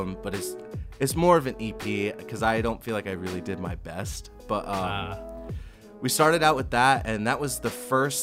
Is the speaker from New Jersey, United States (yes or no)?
yes; New Jersey, United States; one of my friends, Cooper Davis, that I grew up with in New Jersey